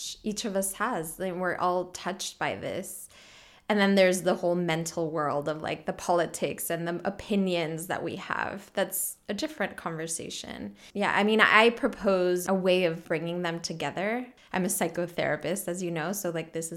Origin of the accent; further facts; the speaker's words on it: California, United States; first language Spanish; English is a second language; moved away as an adult; also born or lived in Mexico City, Mexico / New York City, United States; now in Freiburg, Germany; I was born in Mexico City, and then I grew up in California